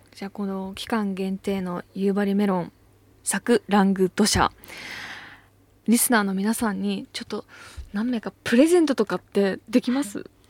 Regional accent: Ebetsu, Hokkaido, Japan; moved away as an adult; now in Tokyo, Japan; 私北海道出身なんですけど

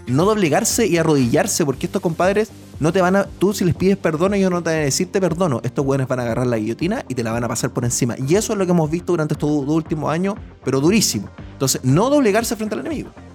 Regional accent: Chile; yo soy chileno

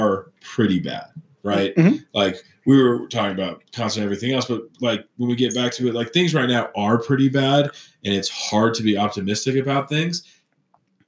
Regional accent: Colorado Springs, Colorado, United States; I grew up here in Colorado Springs for the most part.

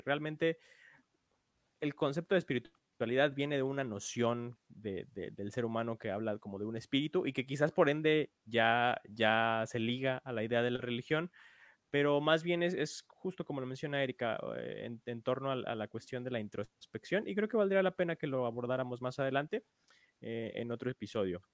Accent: Mexico; como mexicanos

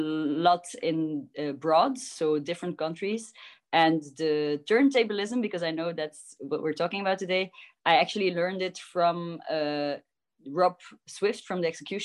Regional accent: Ghent, Flanders, Belgium; moved away; also born or lived in Barcelona, Spain; I was born and raised in Ghent, Belgium

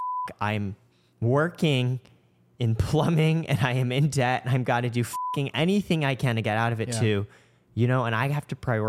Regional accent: Canada; My parents are from Shanghai. I grew up initially in Canada.

